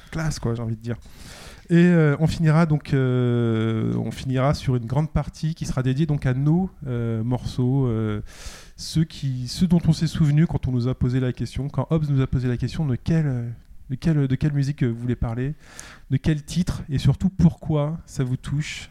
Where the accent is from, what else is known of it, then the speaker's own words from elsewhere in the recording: Paris, Île-de-France, France; en tant que Parisien